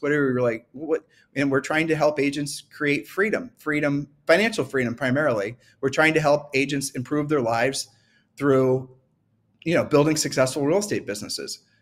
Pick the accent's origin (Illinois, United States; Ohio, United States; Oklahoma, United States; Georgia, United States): Ohio, United States; I'm from Ohio